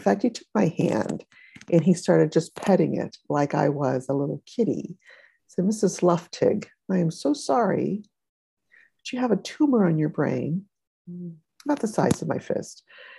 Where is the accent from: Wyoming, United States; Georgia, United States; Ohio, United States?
Ohio, United States; I was from Ohio too, years ago.